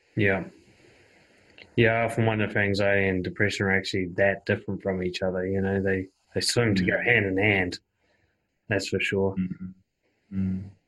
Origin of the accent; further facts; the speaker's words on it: New Zealand; my home country of New Zealand